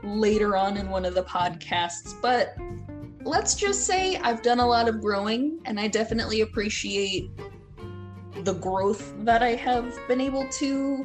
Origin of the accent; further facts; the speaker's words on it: New York, United States; now in Virginia Beach, United States; Since I'm from New York, we have to go that way to come back and forth.